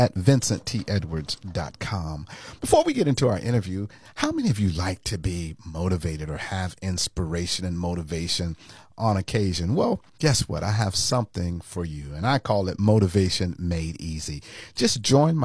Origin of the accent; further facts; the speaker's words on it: Florida, United States; I'm a native Floridian